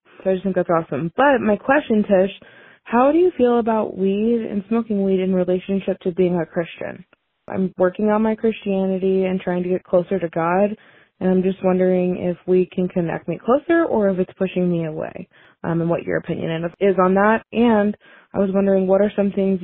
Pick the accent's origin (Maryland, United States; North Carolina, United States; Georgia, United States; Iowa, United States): Iowa, United States; I'm from Iowa.